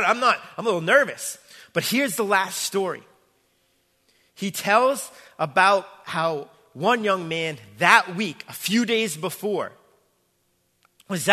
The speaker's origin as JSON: {"language": "English", "town": "Braintree", "region": "Massachusetts", "country": "United States", "tie": "born or raised there", "said": "my hometown, my home church, Braintree, Massachusetts"}